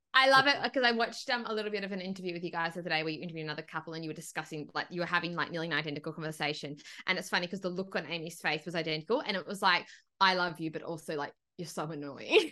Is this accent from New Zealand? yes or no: no; Broken Hill, New South Wales, Australia; I grew up in Broken Hill